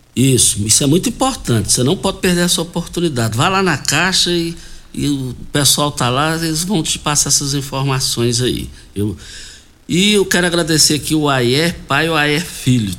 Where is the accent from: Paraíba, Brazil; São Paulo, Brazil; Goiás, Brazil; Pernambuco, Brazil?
Goiás, Brazil; Jardim; Nós fomos criados juntos ali no, no Jardim Goiás